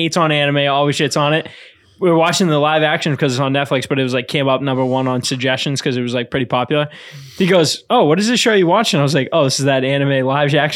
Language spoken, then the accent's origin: English; Quincy, Massachusetts, United States; growing up in Quincy